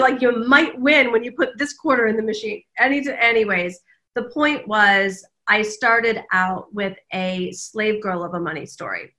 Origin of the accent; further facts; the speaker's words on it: Detroit, Michigan, United States; moved away as an adult; also born or lived in Kalamazoo, Michigan / Washington, D.C.; I grew up in the Midwest, in the suburbs of Detroit